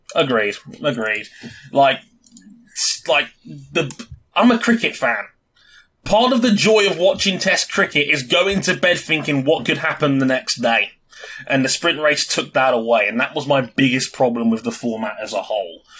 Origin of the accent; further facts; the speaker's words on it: London, United Kingdom; London, baby! My hometown